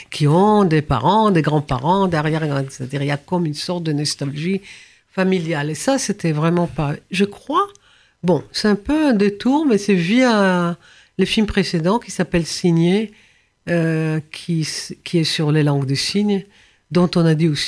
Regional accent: France; J'ai hein, grandi, j'ai grandi ici en France

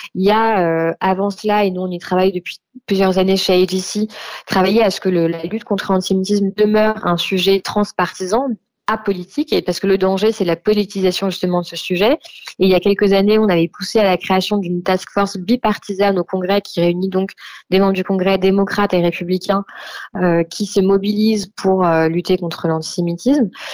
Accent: France; chez nous en France

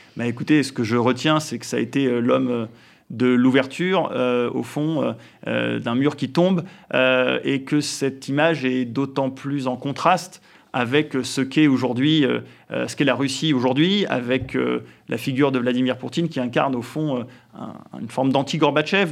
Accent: France; nous sommes euh, des Français euh, comme les autres

